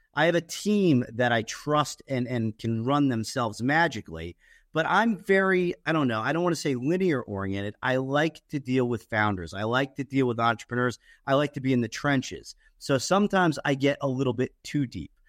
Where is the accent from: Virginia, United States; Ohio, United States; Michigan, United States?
Ohio, United States; Fairborn; also born or lived in Dayton, Ohio; I grew up in Dayton, Ohio, Fairborn, Ohio